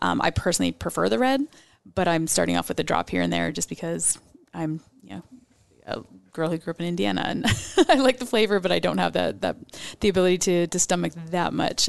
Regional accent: Mexico; everything growing up in Mexico.

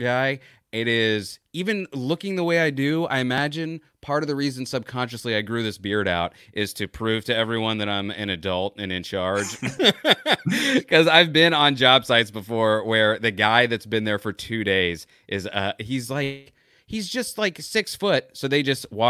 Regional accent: Florida, United States; Growing up in Florida

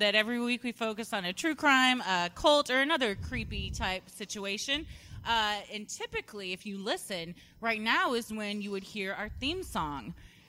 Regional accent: Fort Worth, Texas, United States; I grew up in Fort Worth, and we used to go to this area we called the Pipe

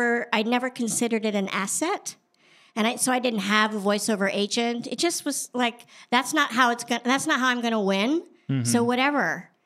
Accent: Paris, Île-de-France, France; born there; I was born in Paris because my father was a foreign correspondent.

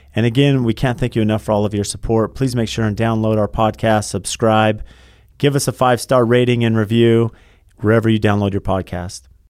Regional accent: California, United States; I grew up in California and I worked as an electrician

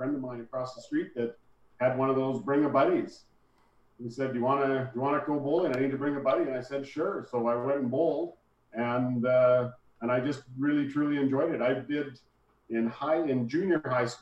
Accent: Calgary, Alberta, Canada; I grew up in Calgary, bowled in Calgary

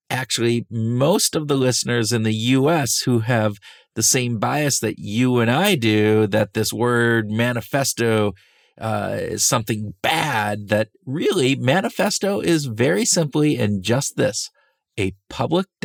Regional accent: United States; Well, it's because we're American

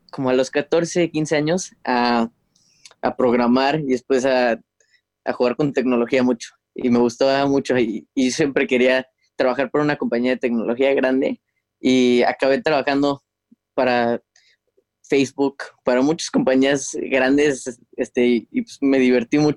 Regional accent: Houston, Texas, United States; also born or lived in Guadalajara; nací en Guadalajara este, en el 94 y en el 2001 mi familia se mudó a Houston y ahorita es donde estamos viviendo.

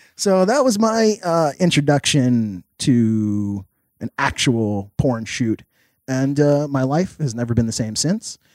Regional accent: New York City, New York, United States; I'm from New York City. I'm not easily shell shocked.

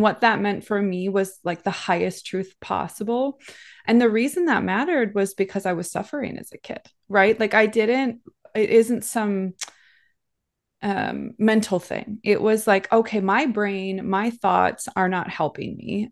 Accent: Minnesota, United States; moved away as an adult; also born or lived in California / Hawaii; So I grew up in the Midwest in a farm town in the middle of nowhere

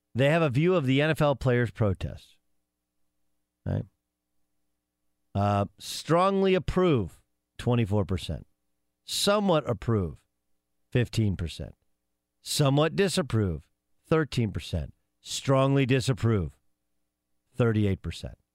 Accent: Orange County, Southern California, United States; I grew up in Southern California. Now, uh, truth be told, I grew up in an area called Orange County

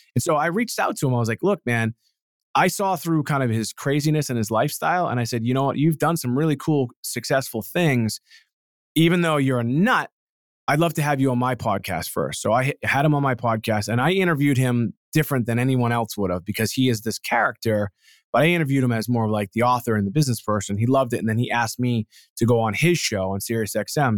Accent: Boston, Massachusetts, United States; I'm from Boston

